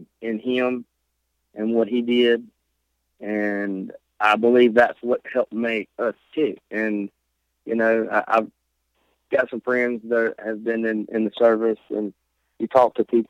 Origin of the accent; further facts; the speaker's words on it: Seminary, Mississippi, United States; now in Corinth, United States; seminary until 2004, which is where I'm from. That's my hometown, Seminary High School. Seminary, right above Hattiesburg